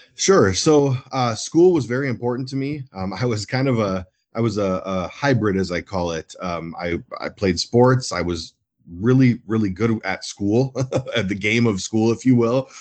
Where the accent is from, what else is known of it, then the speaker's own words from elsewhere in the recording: Minneapolis, Minnesota, United States; I'm born and raised in, in North Minneapolis